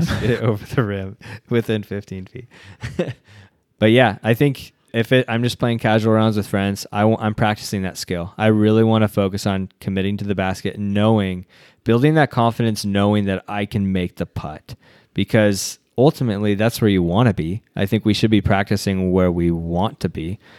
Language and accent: English; United States; our culture as American culture